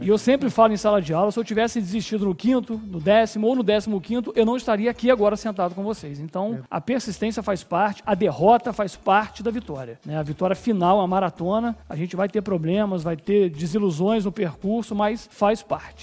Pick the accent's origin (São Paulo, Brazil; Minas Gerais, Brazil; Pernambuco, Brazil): Minas Gerais, Brazil; Além Paraíba; moved away; also born or lived in Rio de Janeiro; sou natural de Anem Paraíba